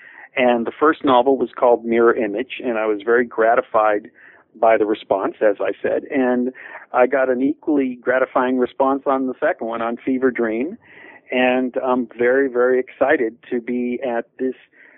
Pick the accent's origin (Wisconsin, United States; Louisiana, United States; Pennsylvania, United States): Pennsylvania, United States; Pittsburgh; not only because the stories take place in Pittsburgh, my hometown